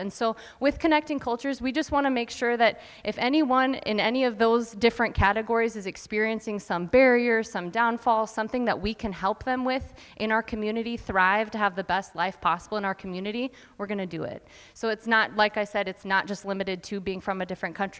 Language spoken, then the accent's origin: English; Yankton, South Dakota, United States; also born or lived in San Antonio, Texas; I am from Yankton. I grew up here. I was born in San Antonio, Texas.